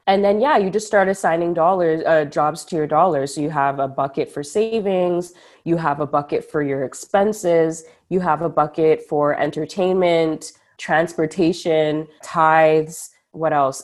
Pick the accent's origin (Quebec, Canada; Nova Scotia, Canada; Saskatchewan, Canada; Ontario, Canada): Ontario, Canada; Ottawa; Ottawa, the 613, the the city that made me